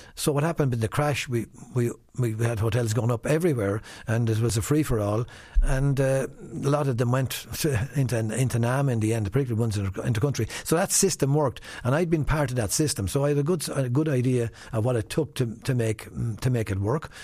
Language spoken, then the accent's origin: English; Wexford, Leinster, Ireland; I'm from Wexford. I'm proud of where I come from